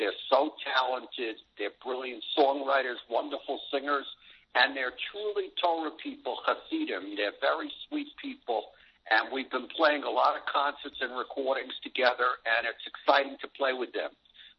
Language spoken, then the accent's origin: English; New York City, New York, United States; also born or lived in Great Neck, New York; I'm from Brooklyn, Great Neck